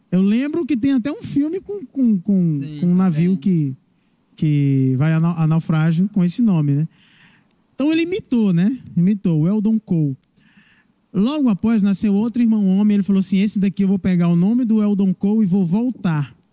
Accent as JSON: {"language": "Portuguese", "town": "Barra do Corda", "region": "Maranhão", "country": "Brazil", "tie": "born or raised there", "said": "Barra do Corda, Maranhão."}